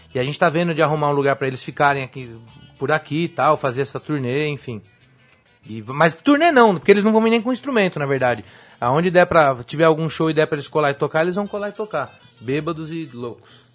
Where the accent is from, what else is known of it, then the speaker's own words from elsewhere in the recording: Brazil; sou brasileiro